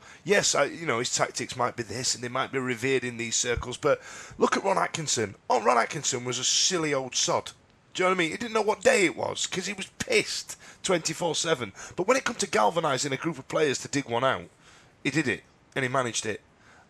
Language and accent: English; United Kingdom; And we don't believe that because we're British and we do things proper.